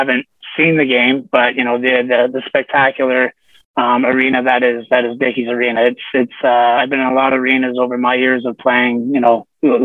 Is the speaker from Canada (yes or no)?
yes; Peterborough, Ontario, Canada; moved away; also born or lived in Fort Worth, Texas; I grew up in Toronto or Peterborough, Ontario. It's about an hour and a half east of Toronto